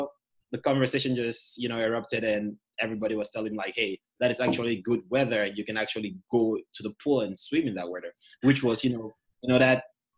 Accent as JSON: {"language": "English", "country": "Cameroon", "also_born_or_lived": "Chicago", "moved": "as an adult", "said": "I'm from Cameroon, so British English versus US English, you know, communication was kind of hard."}